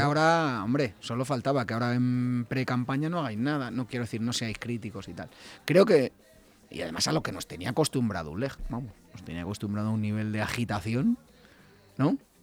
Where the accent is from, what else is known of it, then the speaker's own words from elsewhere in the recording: Leganés, Community of Madrid, Spain; Así somos los de Leganés